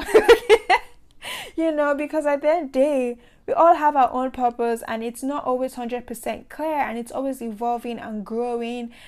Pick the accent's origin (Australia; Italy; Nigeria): Nigeria; I grew up in Nigeria